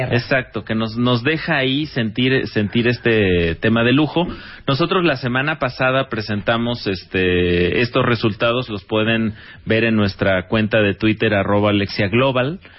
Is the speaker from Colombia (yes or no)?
no; Mexico; nuestro país